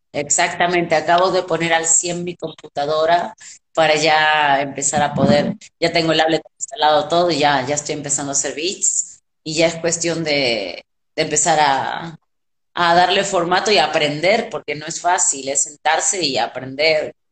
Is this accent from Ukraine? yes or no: no; Argentina; moved away as an adult; now in Mexico; como cualquier argentino